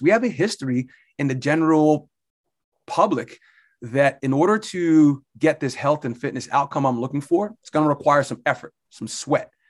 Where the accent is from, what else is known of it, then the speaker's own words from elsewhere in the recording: Barnegat, New Jersey, United States; moved away as an adult; now in Pennsylvania, United States; I grew up in Barnegat, New Jersey. I'm a Jersey Shore guy